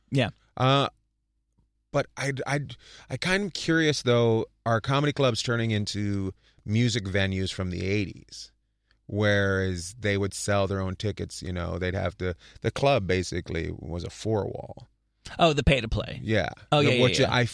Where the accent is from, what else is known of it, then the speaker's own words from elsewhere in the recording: New Jersey, United States; where'd you grow up? In New Jersey.